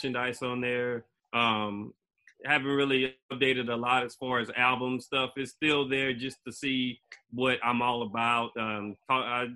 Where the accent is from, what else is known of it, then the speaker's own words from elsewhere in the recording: Beaumont, Texas, United States; I come all the way from Beaumont